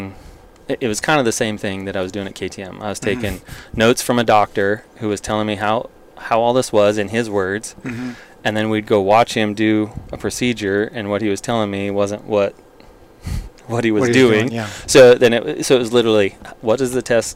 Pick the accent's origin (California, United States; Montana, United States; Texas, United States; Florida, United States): Montana, United States; growing up in Montana